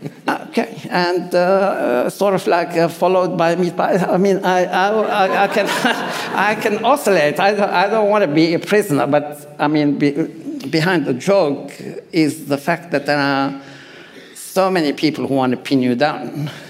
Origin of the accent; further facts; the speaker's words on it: Australia; I actually feel like I'm 100% Lebanese, so piss off. And I'm 100 Australian, also piss off. And I have no problem saying that I am both.